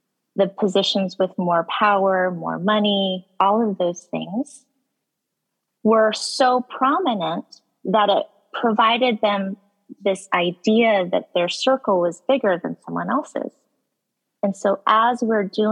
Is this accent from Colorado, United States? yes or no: yes; Colorado, United States; now in Boston, United States; I was born and raised in Colorado